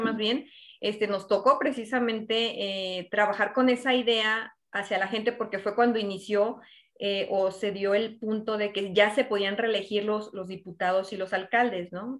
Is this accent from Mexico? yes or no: yes; Zacatecas, Mexico; moved away as an adult; now in Cananea, Mexico; ya tengo 15 años aquí en Cananea, nací en Zacatecas, estudié allá en Zacatecas